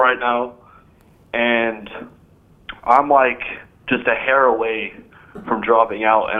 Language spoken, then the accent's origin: English; Orlando, Florida, United States; Orlando, Florida.